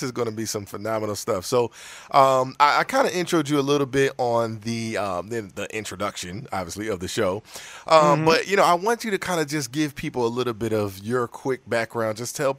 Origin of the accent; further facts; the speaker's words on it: United States; I'm from America, right?